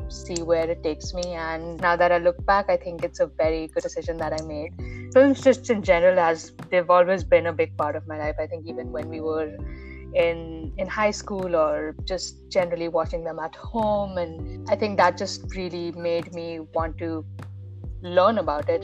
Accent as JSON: {"language": "English", "region": "Dubai", "country": "United Arab Emirates", "tie": "born or raised there", "said": "I grew up in Dubai"}